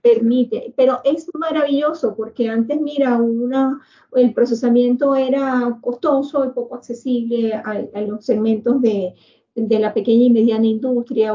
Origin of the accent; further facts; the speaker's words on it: Venezuela; nosotros como venezolanos